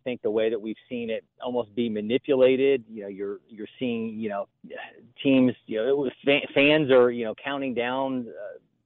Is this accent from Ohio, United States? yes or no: yes; Ohio, United States; I'm from Ohio